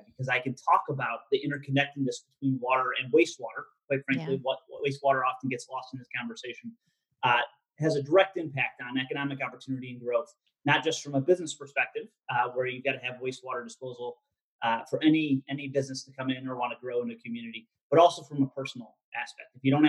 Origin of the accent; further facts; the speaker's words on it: Michigan, United States; now in Washington, D.C., United States; I came from Michigan before moving out to the Washington, D.C. area, where I spent over 10 years doing economic development work at the state and local level.